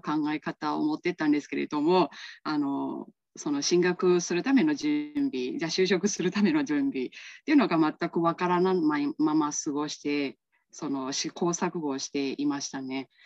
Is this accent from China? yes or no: no; Myanmar; Japanese is a second language; moved away as an adult; also born or lived in Kansai, Japan; now in Japan; 出身地です出身地のところで、まあ、小さいんですけれどもあの自営業をあのやっております